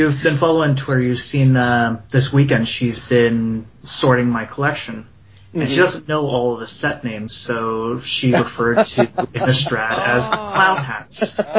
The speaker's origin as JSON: {"language": "English", "country": "Canada", "said": "Me, Canada."}